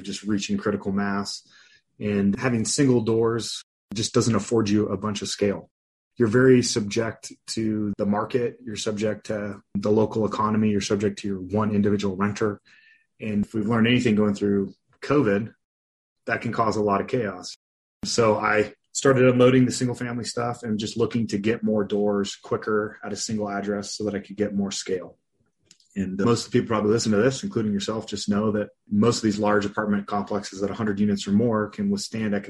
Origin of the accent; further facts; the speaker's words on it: Los Angeles, California, United States; also born or lived in Colorado; now in Windsor, Colorado, United States; I grew up in Los Angeles, California